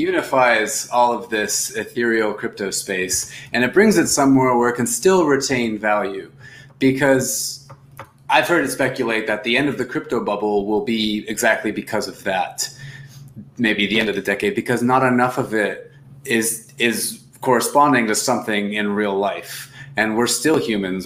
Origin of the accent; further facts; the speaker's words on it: United States; also born or lived in Argentina; I'm, I'm from the United States